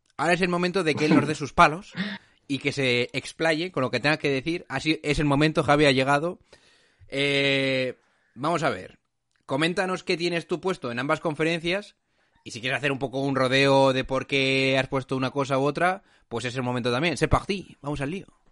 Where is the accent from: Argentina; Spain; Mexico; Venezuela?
Spain; La Rioja; de pura cepa, como decimos en La Rioja